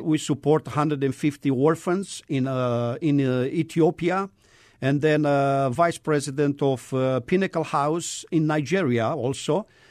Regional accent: Romania; moved away; I am originally from Romania.

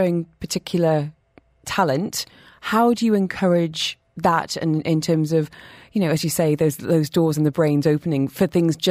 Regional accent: North East England, United Kingdom; accent: northeast; now in Dubai, United Arab Emirates; if you hear my northeast accent going up by about 40%, it's because we're basically neighbours back home.

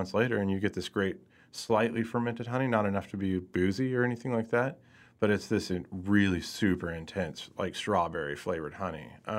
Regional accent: Lee's Summit, Missouri, United States; also born or lived in Hutchinson, Kansas / Pleasant Hill, Missouri / Kansas City; I did grow up in Lee Summit

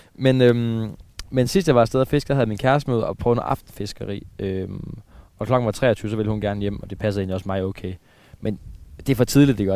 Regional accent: Aarhus, Central Denmark Region, Denmark; jeg er jo fra, jeg er fra, fra, fra Aarhusområdet, jeg er jo østjyde

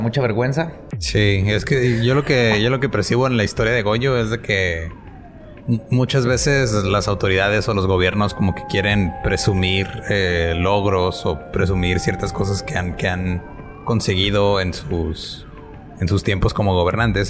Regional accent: northern Mexico, Mexico; como decimos acá específicamente en el norte de México

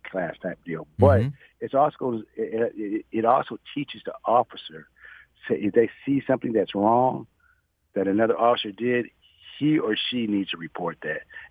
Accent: Toledo, Ohio, United States; moved away as an adult; also born or lived in Fort Hood, Texas; now in Dallas, United States; I'm from Toledo, Ohio

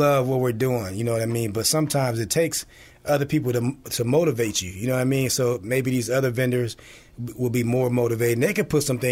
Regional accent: Peoria, Illinois, United States; I'm born on the South End. I'm a South End guy, but I was raised on the East, you know, East Bluff

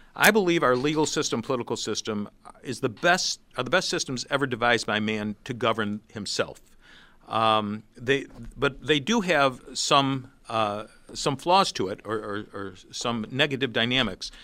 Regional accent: Rochester, New York, United States; I'm from Rochester

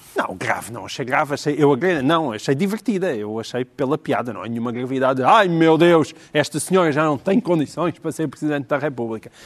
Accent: Alentejo, Portugal; Eu, como alentejano

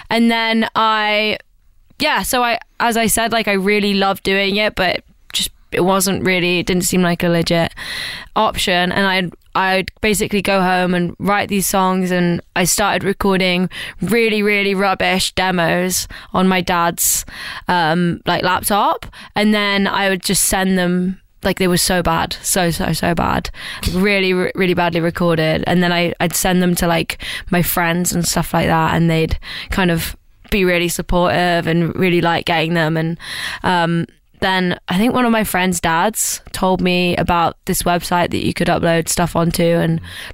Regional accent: East Midlands, United Kingdom; I'm from the East Midlands in the UK

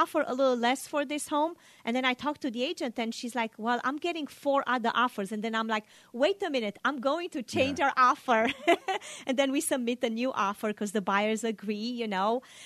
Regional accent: Romania; now in Sacramento, United States; I grew up in Romania

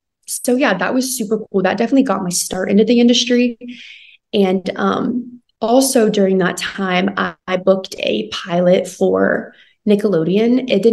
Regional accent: Charleston, West Virginia, United States; So I grew up in Charleston, West Virginia. I'm a middle child of three girls, which is super awesome.

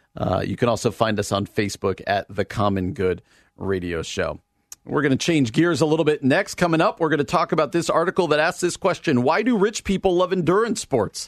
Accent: United States; us i, as American Christians

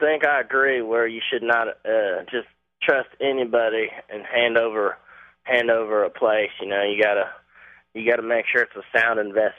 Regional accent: Virginia, United States; now in Belmont, United States; I am from Virginia

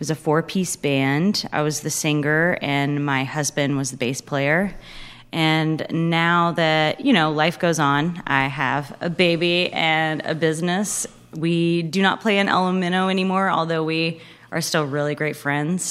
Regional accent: Pensacola, Florida, United States; moved away as an adult; also born or lived in Greensboro, North Carolina; now in Winston-Salem, United States; So I am from Pensacola, Florida, originally. Come from 3 generations of being there and small business owners. So there is quite a big family there that I grew up around

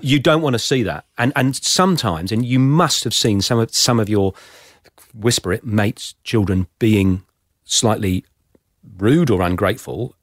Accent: Plymouth, South West England, United Kingdom; also born or lived in Somerset; now in Australia; I was born in Plymouth

